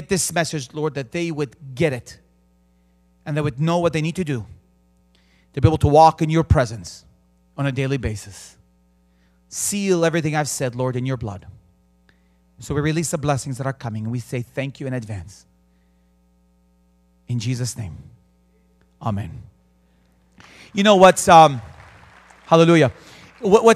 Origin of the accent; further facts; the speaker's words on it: Bethlehem, West Bank, Palestine; also born or lived in Jerusalem; I was born in Jerusalem. I grew up in the city of Bethlehem.